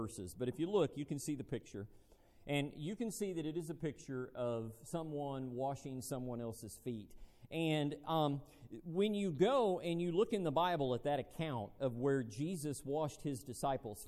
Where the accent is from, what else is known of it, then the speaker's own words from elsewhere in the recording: United States; being an American